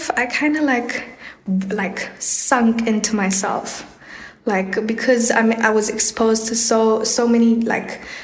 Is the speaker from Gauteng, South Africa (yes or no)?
no; Kimberley, Northern Cape, South Africa; moved away; I spent like most of my schooling career in Kimberley.